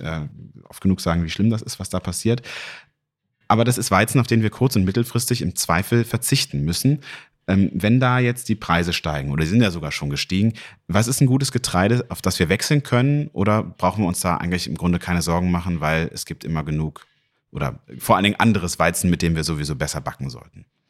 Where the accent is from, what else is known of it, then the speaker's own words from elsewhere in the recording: North Rhine-Westphalia, Germany; in meiner Heimat NRW